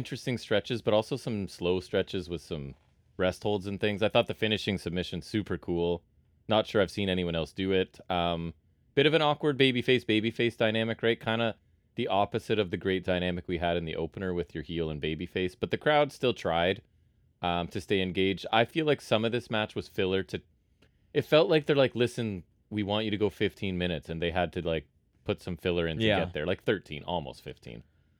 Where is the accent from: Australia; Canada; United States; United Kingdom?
Canada; I can tell you as a Canadian